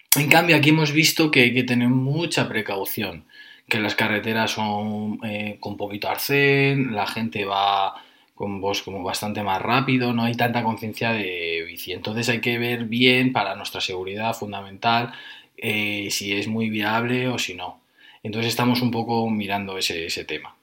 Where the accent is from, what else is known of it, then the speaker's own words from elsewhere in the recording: Fuenlabrada, Community of Madrid, Spain; yo soy de Fuenlabrada